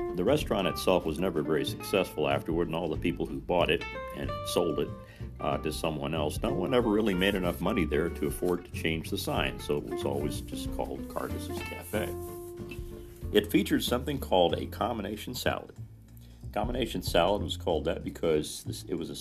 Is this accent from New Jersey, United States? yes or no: no; Mitchell, Indiana, United States; moved away as an adult; in my hometown